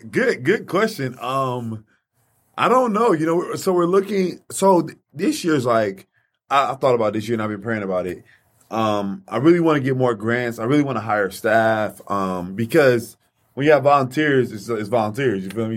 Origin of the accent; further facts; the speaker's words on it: Highland Park, United States; I grew up in Highland Park